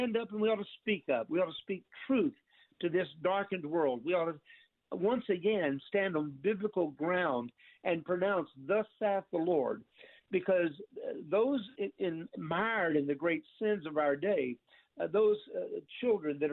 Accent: United States; us as American Christians

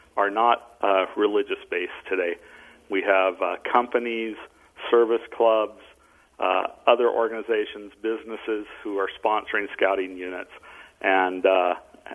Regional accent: San Diego, California, United States; also born or lived in Puerto Rico / Massachusetts; now in Utah, United States; I grew up in the San Diego area, so I did my scouting as a boy in the San Diego County Council

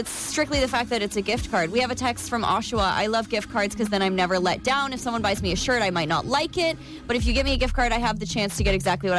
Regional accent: East Coast, United States; moved away; we grew up on the East Coast

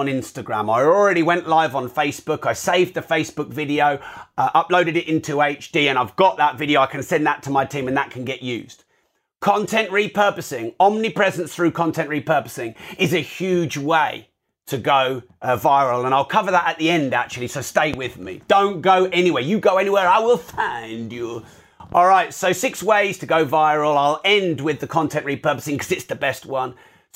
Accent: United Kingdom; I'm too British.

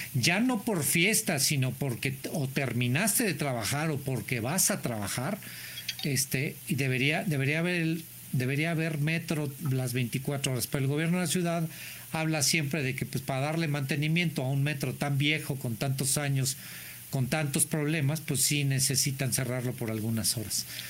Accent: Mexico; somos los mexicanos

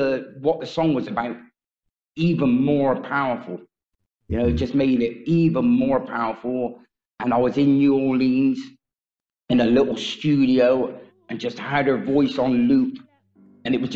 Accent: England, United Kingdom; I'm from England

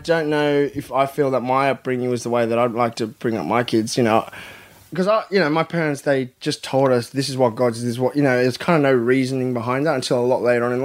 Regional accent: Australia

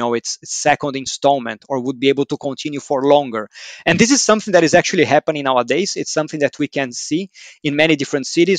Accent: Brazil; Growing up in Brazil

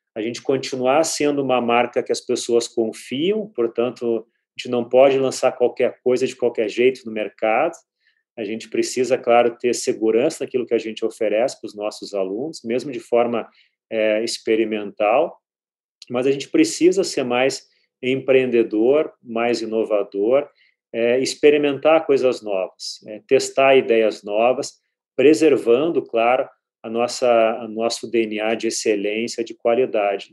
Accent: Porto Alegre, Rio Grande do Sul, Brazil; now in São Paulo, Brazil; Eu comecei a aprender inglês, como a maioria, na escola, mas claro, uma escola boa, é em Porto Alegre, eu sou gaúcho

